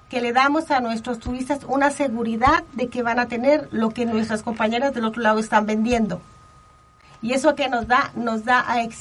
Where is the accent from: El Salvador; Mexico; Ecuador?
Mexico; Acapulco, Guerrero; Yo, por ejemplo, que soy de Acapulco